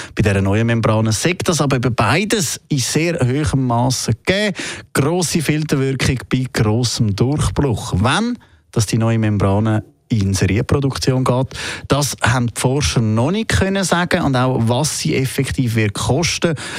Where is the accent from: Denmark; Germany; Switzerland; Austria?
Switzerland; bei uns in der Schweiz